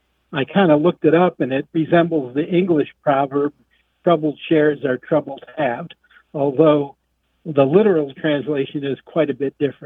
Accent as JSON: {"language": "English", "country": "United States", "accent": "American", "said": "in Italy, my family makes fun of my American accent"}